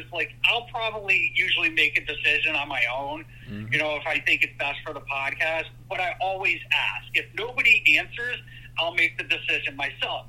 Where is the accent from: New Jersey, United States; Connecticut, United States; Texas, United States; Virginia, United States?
Connecticut, United States; also born or lived in Birmingham, Alabama / Massachusetts; Ended up moving up to Massachusetts when I was about 6 years old. And then after that, I moved to Connecticut. And that's where I've been since, I don't know, probably 90, 91